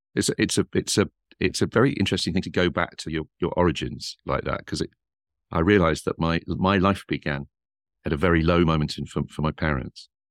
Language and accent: English; Sunderland, North East England, United Kingdom; moved away; the Northeast, that culture, working class Northeast was where, that's, if people say to you, "Where are you from?" that's where I always think, that's, that's where I was formed.